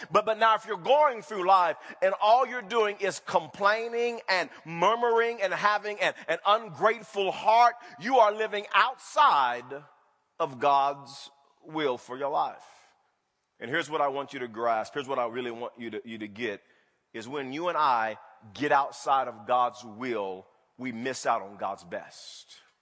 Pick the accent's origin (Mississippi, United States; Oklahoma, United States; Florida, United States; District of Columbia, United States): Oklahoma, United States; Wewoka; moved away; I grew up in Wewoka, Oklahoma.